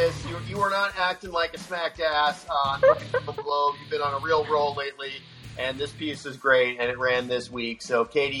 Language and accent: English; Phoenix, Arizona, United States; accent: generic American; My accent is, I grew up in Phoenix, which has no accent.